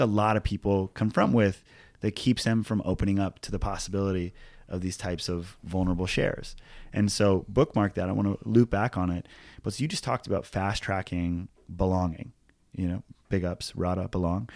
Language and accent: English; Hawaii, United States; growing up in Hawaii as, like, a middle class white kid.